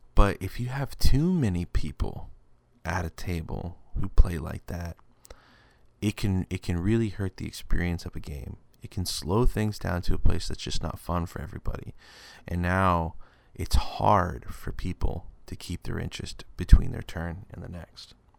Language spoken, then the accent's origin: English; West Texas, United States; I'm a guy from West Texas